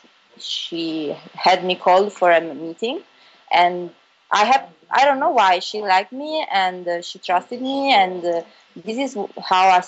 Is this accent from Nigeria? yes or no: no; Bari, Apulia, Italy; moved away as an adult; also born or lived in Milan; I was born and raised in Bari, which is a town in South Italy, Puglia.